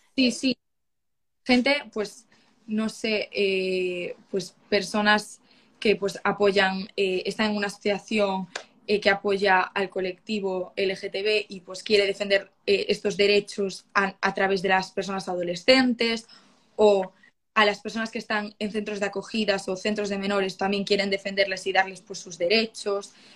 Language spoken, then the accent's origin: Spanish; Galicia, Spain; yo soy de Galicia